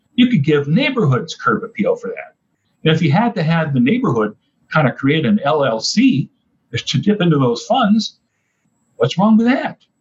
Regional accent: Oshkosh, Wisconsin, United States; now in Clearwater, United States; when I was growing up in Oshkosh, Wisconsin

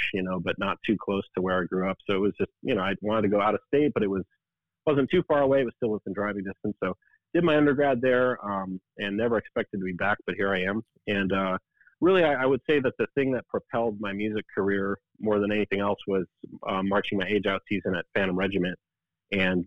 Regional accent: Aberdeen, South Dakota, United States; moved away as an adult; now in Lincoln, United States; I grew up in South Dakota, believe it or not. And Aberdeen, South Dakota, it's a pretty small town

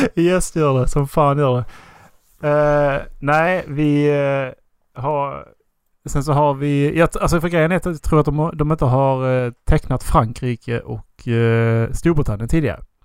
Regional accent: Skåne, Sweden; moved away; när jag var hemma i Skåne

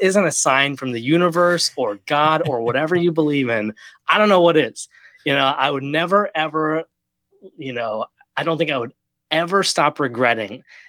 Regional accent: Ohio, United States; my parents emigrated from India in the early 90s. I'm a born and raised kid from Ohio.

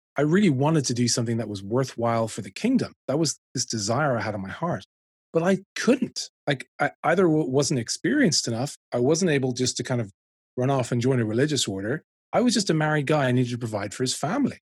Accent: Dublin, Leinster, Ireland; moved away as an adult; also born or lived in London; I'm from Dublin, worked in London

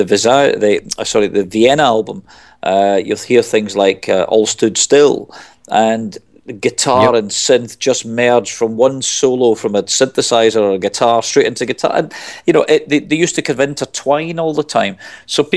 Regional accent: Glasgow, Scotland, United Kingdom; moved away; I'm originally from Glasgow. I mean, I moved away from there a long time ago, but I go back

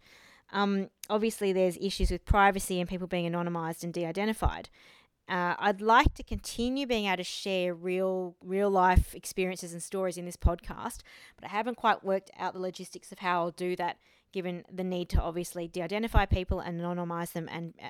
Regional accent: Australia; also born or lived in Taiwan / France; I was born in Taiwan, but I have lived in Australia most of my life, apart from a little stint in France for a few years when I was younger.

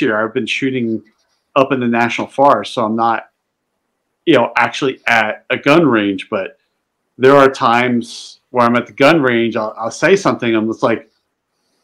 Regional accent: just outside of Philadelphia, Pennsylvania, United States; I grew up just outside of Philly

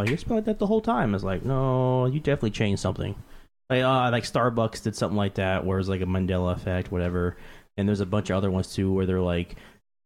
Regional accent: the South, United States; I'm from the South

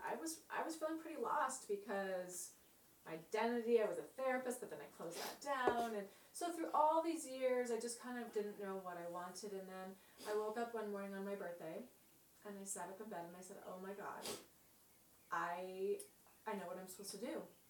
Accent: San Diego, California, United States; San Diego.

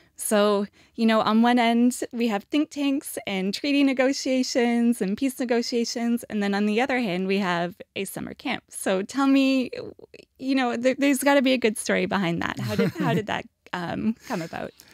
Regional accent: Canada; as a Canadian

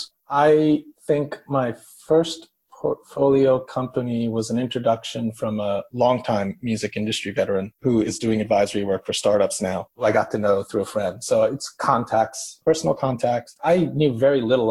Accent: Tokyo, Japan; moved away as an adult; now in New York City, United States; I'm originally from Tokyo, Japan. I grew up through high school. I was in Tokyo. And then I came to college in the States.

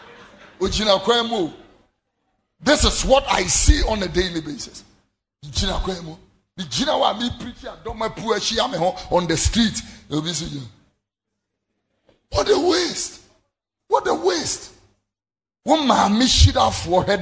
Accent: Ghana; close to my hometown at Abipotia

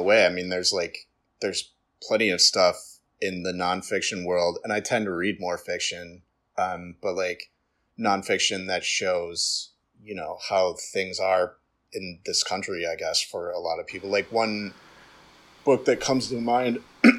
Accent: Milwaukee, Wisconsin, United States; I'm from Milwaukee.

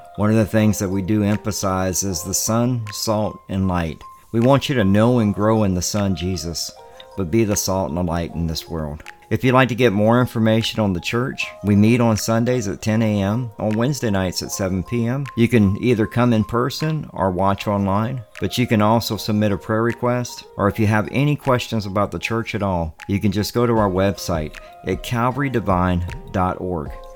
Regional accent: South Carolina, United States; now in Devine, United States; I'm from South Carolina

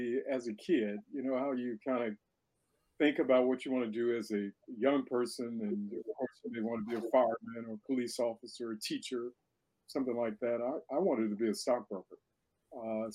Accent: Gary, Indiana, United States; moved away as an adult; also born or lived in Bloomington, Indiana / Jackson, Mississippi; I grew up in Garry, Indiana

